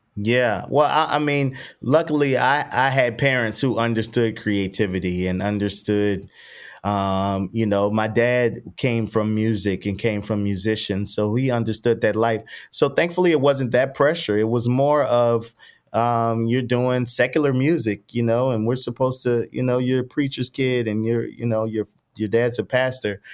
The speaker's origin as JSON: {"language": "English", "town": "New Orleans", "region": "Louisiana", "country": "United States", "tie": "born or raised there", "said": "I grew up in New Orleans East, which is probably about 15 minutes from like downtown"}